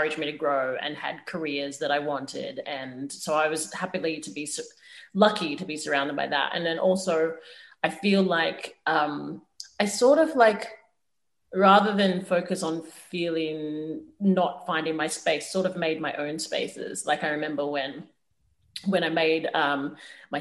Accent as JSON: {"language": "English", "country": "Australia", "also_born_or_lived": "Zimbabwe", "said": "my Zimbabwean heritage is so important to me. And I feel like it shapes who I am as an artist and is so important to my acting. But so is the Australianness as well"}